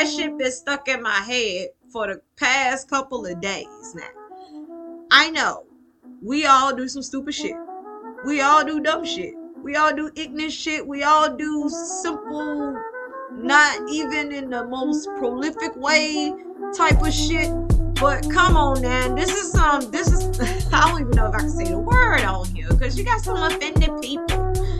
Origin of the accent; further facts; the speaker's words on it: Mississippi, United States; I am from Mississippi. For those that are curious to know, just know that it is the home of Kermit the Frog.